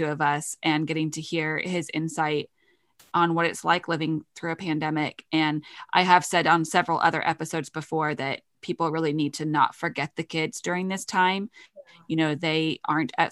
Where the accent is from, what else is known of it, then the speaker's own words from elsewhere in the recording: United Kingdom; I'm British.